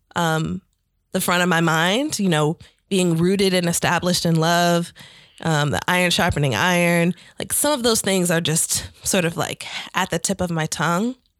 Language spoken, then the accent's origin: English; St. Louis, Missouri, United States; moved away as an adult; now in Atlanta, United States; I was raised in Saint Louis, Missouri, and came to Atlanta for college.